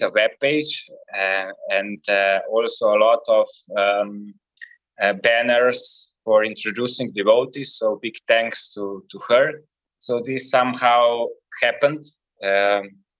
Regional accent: Ljubljana, Slovenia; I'm from Ljubljana

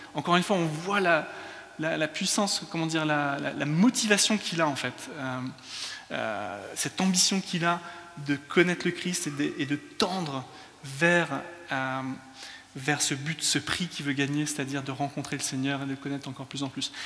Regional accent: France; also born or lived in England; now in London, United Kingdom; je suis anglais, mais culturellement, je suis français. Euh, quand je parle en anglais, je parle comme un français

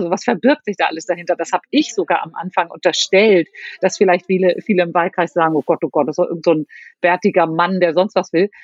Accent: Hamburg, Germany; als Hamburgerin mit ganz, ganz viel Rückhalt aus meiner Stadt

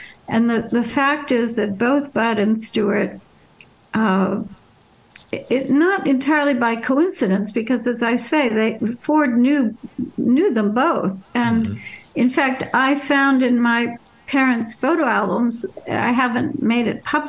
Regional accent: Paris, Île-de-France, France; born there; also born or lived in Germany; So they moved to Paris about a month before I was born. I was born in Paris. Two of my three younger brothers were born in France as well.

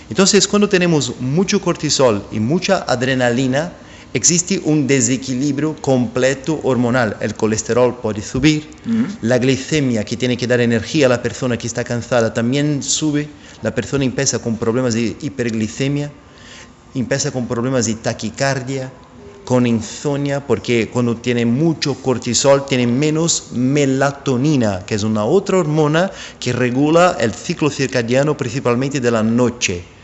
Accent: São Paulo, Brazil; born there; Spanish is a second language; yo soy brasileño, nací en São Paulo

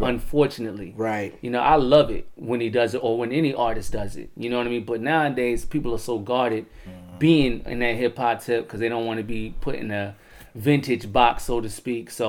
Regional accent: Severn, Maryland, United States; I'm from Pioneer City

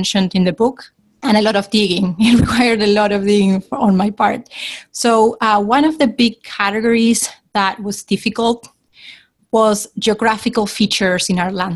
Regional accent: Argentina; originally from Argentina

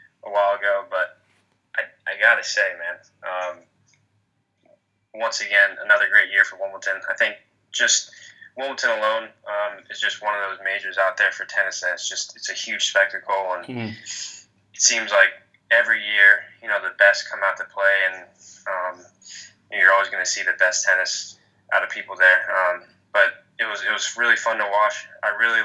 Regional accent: Hong Kong; also born or lived in Florida; now in United States; we grew up in Hong Kong and now we're in the States for college and work

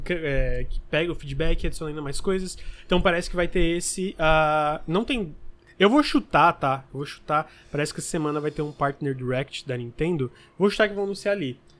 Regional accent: Criciúma, Santa Catarina, Brazil; eu sou de Criciúma que é média para pequena

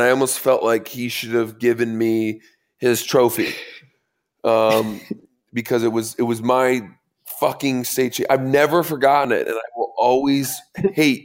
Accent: Maine, United States; moved away as an adult; I grew up in Maine

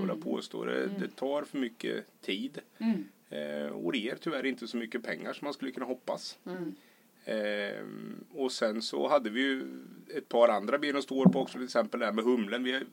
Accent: near Kisa and Linköping, Östergötland, Sweden; moved away as an adult; also born or lived in Stockholm / Malmö / Australia / Spain; Jag är uppvuxen i Brorsind som mm. ligger mitt emellan eh, Kisa och Linköping

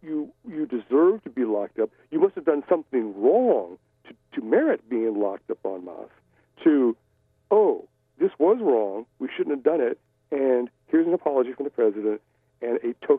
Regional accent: Cleveland, Ohio, United States; born there; I was born in Cleveland, Ohio, for no good reason other than the fact that my father got a job from Heart Mountain, Wyoming, to a factory in Cleveland.

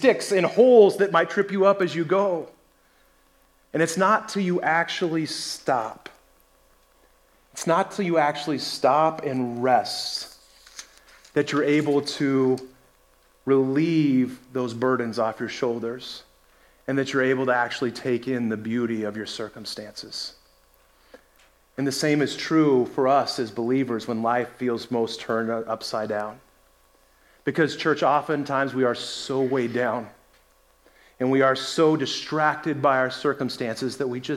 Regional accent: Colorado, United States; moved away; also born or lived in North Carolina; I grew up in Colorado

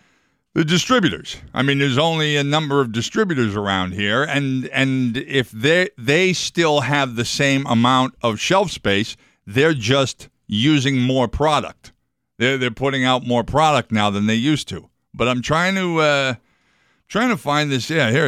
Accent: New York, United States; accent: New York; That was my New York accent coming in again.

